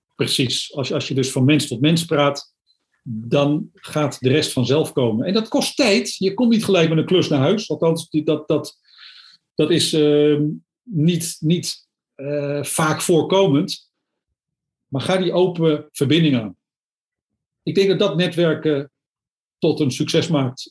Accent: Amsterdam, North Holland, Netherlands; now in Zwolle area, Netherlands; ik ben geboren in Amsterdam, dus ik woon hier al een behoorlijke tijd. Ik wilde niet meer terug naar het Westen

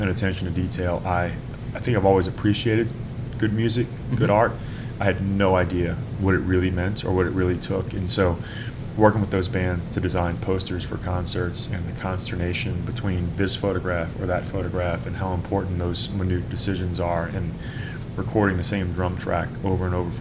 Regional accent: Louisiana, United States; I grew up at home in Louisiana amongst a great community

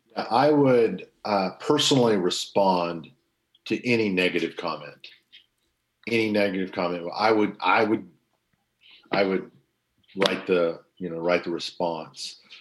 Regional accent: Bartlesville, Oklahoma, United States; moved away; in my hometown of Bartlesville, Oklahoma

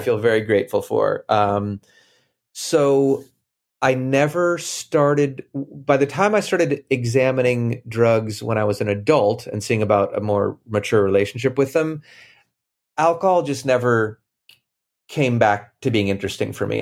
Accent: Boston, Massachusetts, United States; moved away as an adult; also born or lived in Cambridge / Brookline; I grew up in Boston

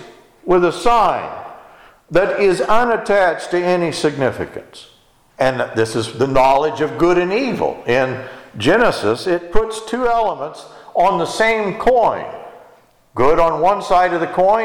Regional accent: Texas, United States; when I was growing up in Texas

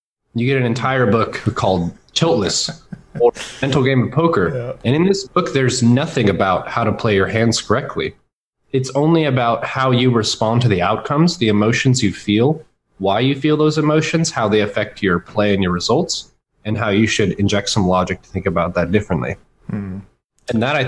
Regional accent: Texas, United States; also born or lived in Washington State, United States; I've spent the majority of my life in the Dallas-Fort Worth area. Mm-hmm. I was born in Washington State, so I was about 6 or 7 when we moved to Texas, and I chose not to take the accent.

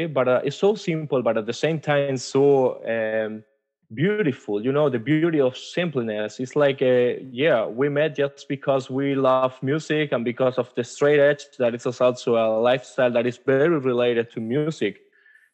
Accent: Spain; moved away as an adult; now in Germany; I am from Spain, but I'm currently living in Germany for almost 4 years now.

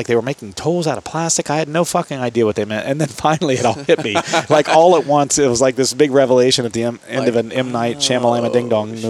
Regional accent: Ohio, United States; accent: southeastern Ohio; moved away as an adult; now in Columbus, United States; I've been living in Columbus since I was 18. I've lost most of my southeastern dialect, my accent, if you will.

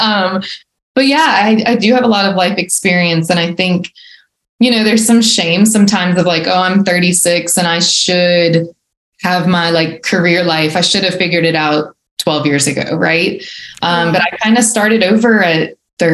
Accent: Baton Rouge, Louisiana, United States; moved away as an adult; now in Alabama, United States; I was born and raised in Baton Rouge and stayed there till I was 25, 26.

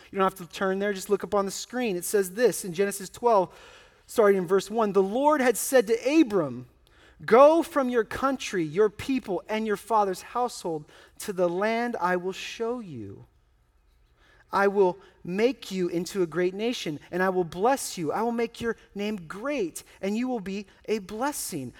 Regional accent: United States; I'm an American

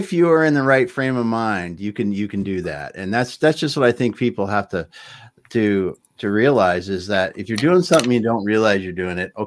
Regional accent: Midwest, United States; I grew up in the Midwest

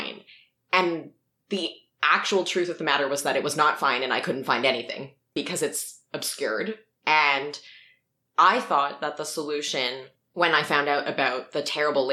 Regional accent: Toronto, Ontario, Canada; I grew up having seen the Redpath sugar factory on the harborfront

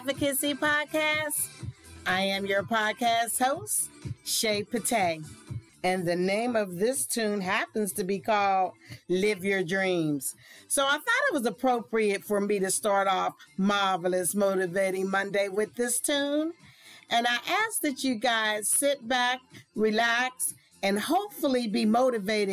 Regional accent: Pittsburgh, Pennsylvania, United States; moved away; my hometown of Pittsburgh

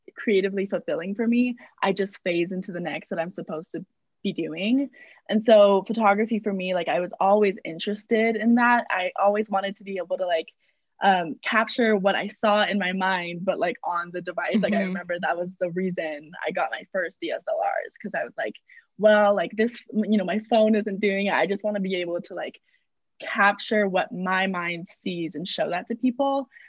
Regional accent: San Diego, California, United States; moved away as an adult; now in Utah, United States; I'm from San Diego originally

